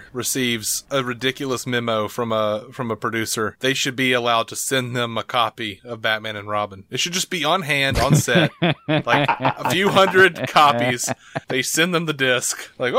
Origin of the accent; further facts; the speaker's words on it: Birmingham, Alabama, United States; I'm from the South, so we're all from Birmingham, most of us.